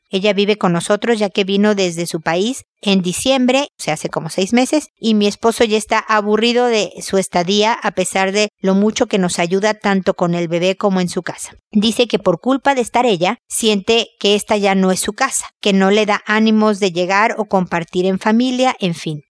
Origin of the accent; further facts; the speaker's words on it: Mexico; now in Chile; soy mexicana